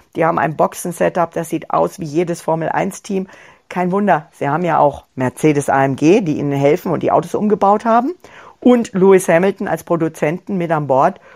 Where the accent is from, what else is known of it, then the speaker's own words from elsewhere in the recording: Germany; hier bei uns in Deutschland